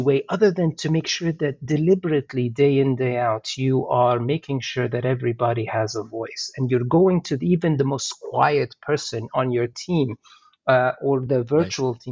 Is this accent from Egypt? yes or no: yes; Egypt; moved away as an adult; now in Canada; I'm originally from Egypt as well, right? So I came to Canada 25, 26 years ago, even more actually, 27 years ago now